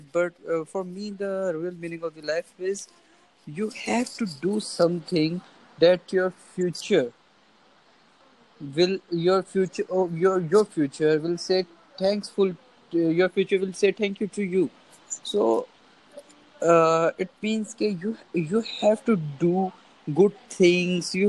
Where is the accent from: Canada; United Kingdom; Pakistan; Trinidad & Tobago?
Pakistan; I'm from Pakistan.